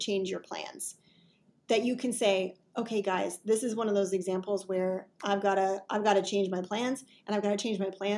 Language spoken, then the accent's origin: English; Wisconsin, United States; also born or lived in Midwest; now in North Carolina, United States; I'm originally from Wisconsin